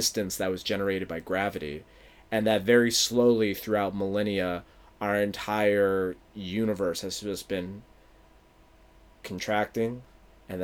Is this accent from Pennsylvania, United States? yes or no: yes; Philadelphia, Pennsylvania, United States; from my hometown